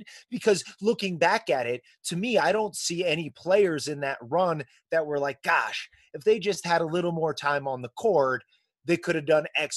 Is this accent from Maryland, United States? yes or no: no; Peru, Indiana, United States; now in California, United States; I'm from Peru